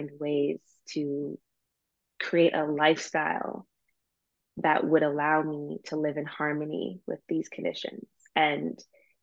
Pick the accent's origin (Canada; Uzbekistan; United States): Canada; I'm Canadian